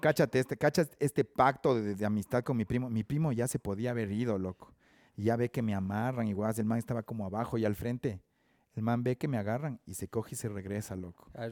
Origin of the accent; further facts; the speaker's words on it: Ambato, Tungurahua, Ecuador; moved away as an adult; now in Quito, Ecuador; nací en Ambato, viví en Ambato hasta como los 25 años, 27 años